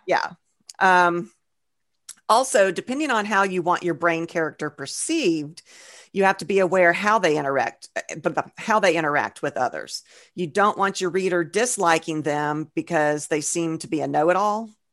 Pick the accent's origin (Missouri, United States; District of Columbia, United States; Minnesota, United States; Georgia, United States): Georgia, United States; we're from Georgia, so we're country bumpkins, too